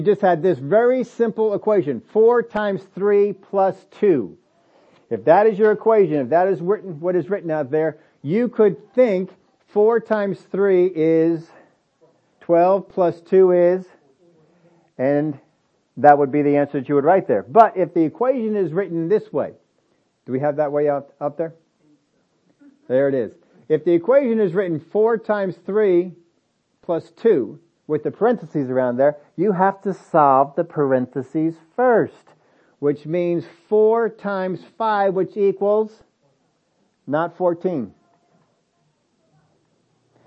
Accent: United States; We're from America

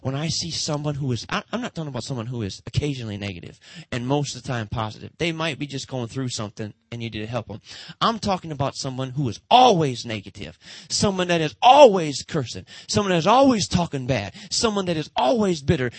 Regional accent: Detroit, Michigan, United States; Motown. That's where I'm from

